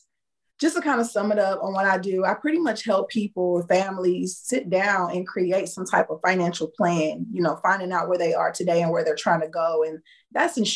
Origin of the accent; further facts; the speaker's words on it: Indiana, United States; moved away as an adult; now in Houston, United States; I lived in Indiana. I was raised in Indiana, and I had decided to move to Houston like in 2014.